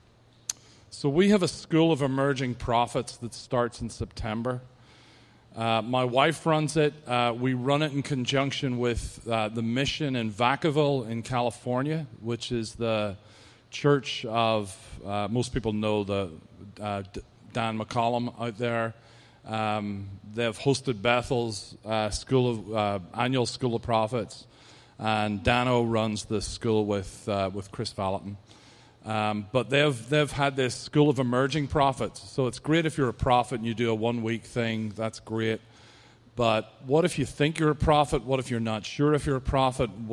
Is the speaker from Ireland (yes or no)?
yes; Ireland; accent: Irish; my accent is the best. You know that the Irish accent was voted as the sexiest accent on the planet at one point